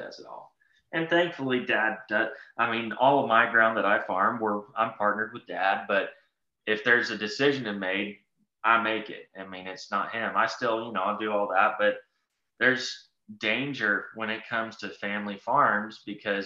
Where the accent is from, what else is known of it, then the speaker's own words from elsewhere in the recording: Texas, United States; I'm from Texas